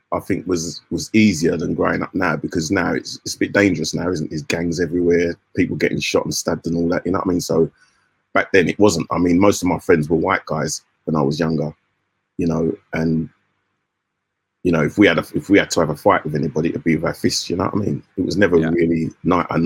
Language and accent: English; London, United Kingdom; I come from London